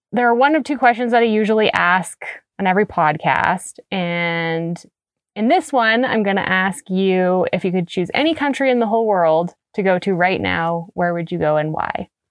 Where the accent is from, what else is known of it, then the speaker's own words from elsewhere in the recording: Canada; as a Canadian.